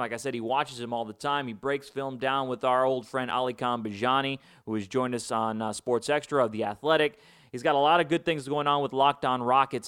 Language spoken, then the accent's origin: English; Chicago, Illinois, United States; moved away; Big White Sox fan, grew up in Chicago. Not grow up in Chicago. I was born in Chicago.